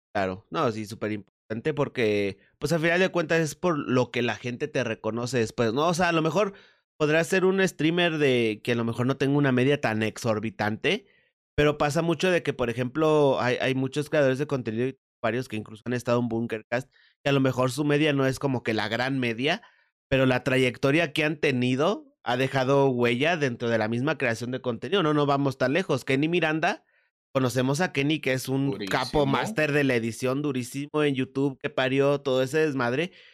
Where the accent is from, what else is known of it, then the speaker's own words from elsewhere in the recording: Mexico; aquí en México